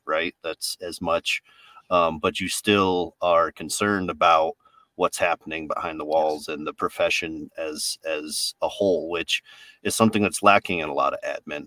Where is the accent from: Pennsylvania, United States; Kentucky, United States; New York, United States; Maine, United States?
New York, United States; I'm from New York, so I've got that, that just like no nonsense way of talking